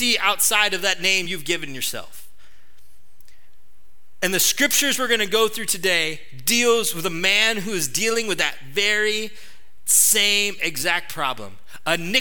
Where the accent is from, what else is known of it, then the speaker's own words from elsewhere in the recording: Atascadero, California, United States; I'm a kid from Atascadero, some town that most of you have never heard